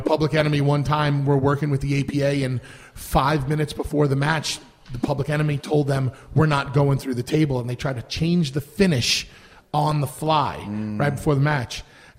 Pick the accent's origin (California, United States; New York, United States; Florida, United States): New York, United States; we both growing up in New York